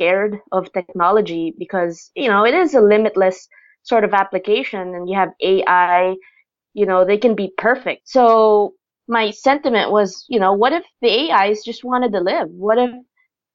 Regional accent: Philippines; I myself am Filipina, so I grew up here in the Philippines.

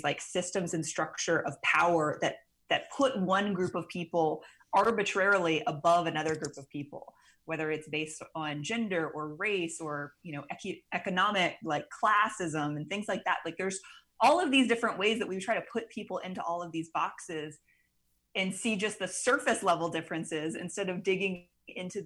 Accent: Mississippi Gulf Coast, South Mississippi, United States; now in New Orleans, United States; I grew up in South Mississippi on the Mississippi Gulf Coast

